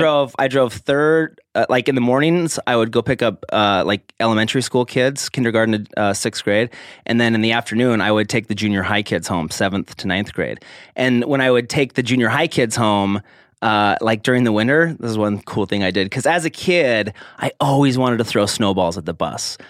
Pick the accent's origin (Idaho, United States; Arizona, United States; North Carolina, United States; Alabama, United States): Idaho, United States; Logan, Utah; I was born in Utah, Logan, Utah.